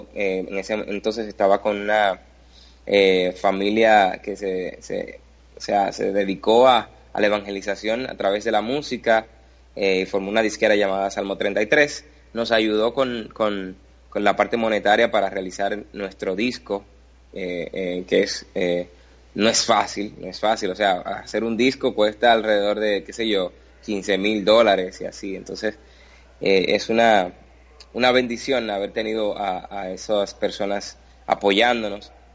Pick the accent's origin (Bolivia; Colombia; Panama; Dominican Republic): Dominican Republic; aquí, en mi país, República Dominicana